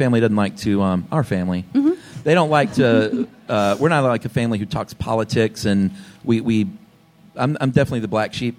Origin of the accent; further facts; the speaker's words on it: the South, United States; I was raised in the South, Southern Baptist.